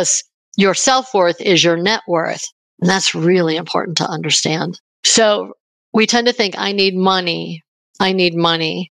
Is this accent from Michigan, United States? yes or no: no; Buffalo, New York, United States; now in Denver, United States; I live in Denver, Colorado, but in the US, but I grew up in Buffalo, New York